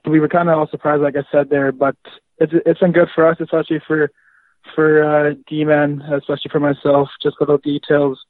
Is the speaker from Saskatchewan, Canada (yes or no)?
yes; Yorkton, Saskatchewan, Canada; now in Kelowna, Canada; I'm from Yorkton, Saskatchewan